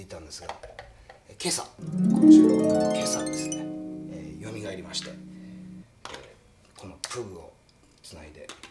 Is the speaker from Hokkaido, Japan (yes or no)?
no; Yokohama, Kanagawa, Japan; 僕の実家の横 浜の実家